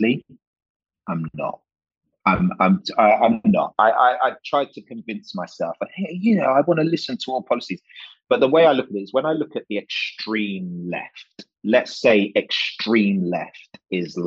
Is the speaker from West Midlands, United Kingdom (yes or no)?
no; London, United Kingdom; accent: drama school affected, university affected, Fulham affected, Hammersmith affected; I was born here, which is the UK, in Hammersmith Hospital, Fulham boy